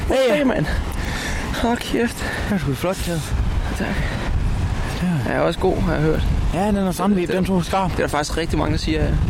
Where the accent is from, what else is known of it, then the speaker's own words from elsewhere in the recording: just north of the Limfjord, near Aalborg, North Denmark Region, Denmark; Jeg er lige nord for fjorden, jo.